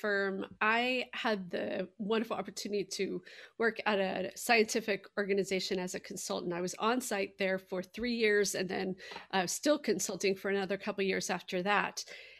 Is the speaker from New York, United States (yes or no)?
no; Seattle, Washington, United States; now in Indianapolis, United States; So I am based in Indianapolis, but I grew up in Seattle and spent a long time in Washington, D.C.